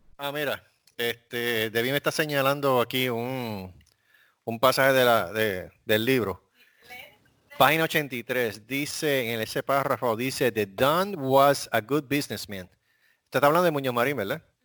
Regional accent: Puerto Rico; moved away as an adult; now in Corpus Christi, United States; yo, yo, soy de Puerto Rico

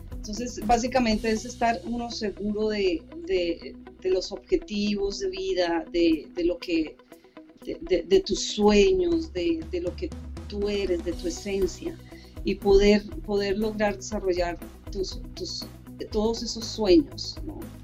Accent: Colombia; also born or lived in Mexico / United States; now in Canada; Como colombiana, como persona extranjera viviendo en diferentes países, porque tuve la oportunidad de vivir en México, en Estados Unidos y ahora aquí en Canadá.

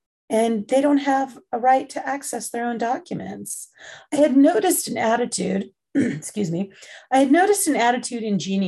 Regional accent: England, United Kingdom; born there; I guess I have to be careful because I was born in England.

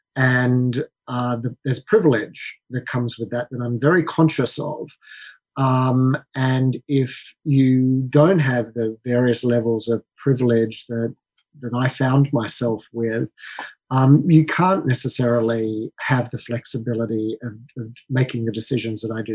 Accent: Australia; moved away as an adult; also born or lived in London; I'm Australian, as uh, you can tell by my accent

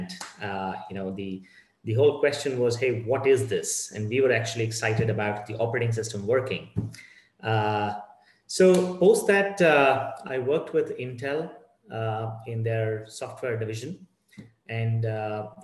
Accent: Bangalore, Karnataka, India; I'm born and brought up in Bangalore, the Silicon Hub of India.

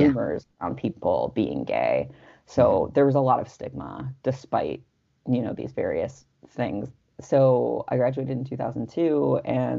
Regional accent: Los Angeles, California, United States; I was growing up in Los Angeles

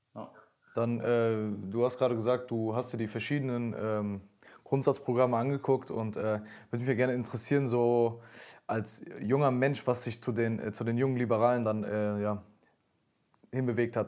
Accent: Cologne, North Rhine-Westphalia, Germany; ich komme aus Köln

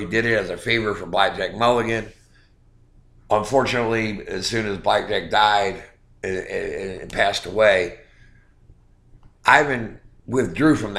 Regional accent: Norfolk, Virginia, United States; it was in my hometown at the Norfolk Scope.

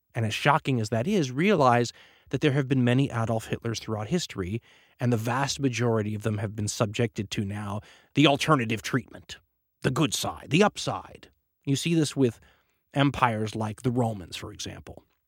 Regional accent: United States; being an American

